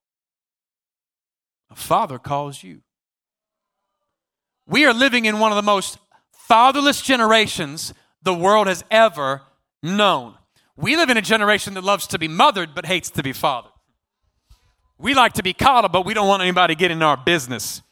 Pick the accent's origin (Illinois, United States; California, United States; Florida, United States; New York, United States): California, United States; I'm from California.